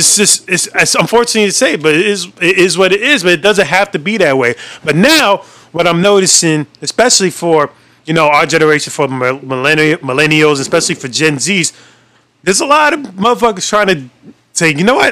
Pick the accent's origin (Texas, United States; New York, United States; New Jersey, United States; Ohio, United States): New York, United States; New York City; we're New York, and we don't even claim Yonkers as a fifth borough or New York City